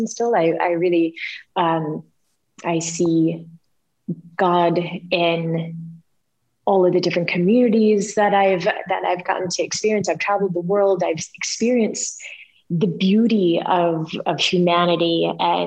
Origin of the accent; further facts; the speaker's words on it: United States; moved away as an adult; I'm an American Christian